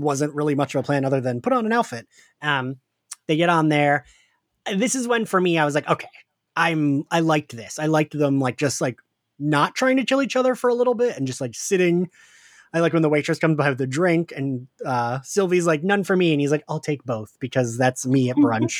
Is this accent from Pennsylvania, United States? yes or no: yes; right outside of Philadelphia, Pennsylvania, United States; Kim and I grew up right outside of Philly.